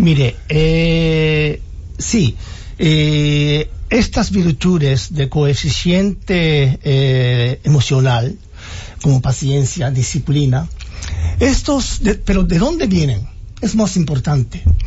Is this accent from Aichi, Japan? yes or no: no; Nagano, Japan; Spanish is a second language; moved away as an adult; now in Dominican Republic; mi pueblo donde nací es muy montañoso como Constanza, ya que no tenía ningún recursos, tenía más templos allá